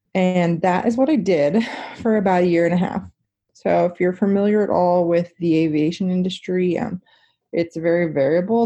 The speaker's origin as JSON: {"language": "English", "area": "near Wichita", "region": "Kansas", "country": "United States", "tie": "born or raised there", "said": "I ended up going to Wichita State, which is close to my hometown"}